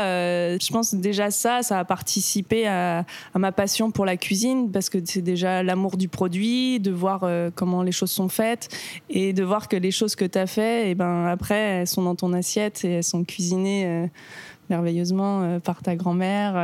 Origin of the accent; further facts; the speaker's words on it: Marcoussis, Île-de-France, France; now in Paris, France; j'ai grandi là-bas, à Marcoussis précisément